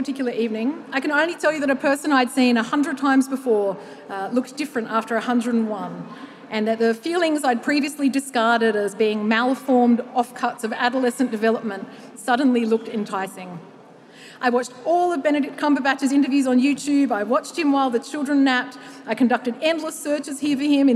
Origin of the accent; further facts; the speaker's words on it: Australia; as an Australian woman aged 35 to 44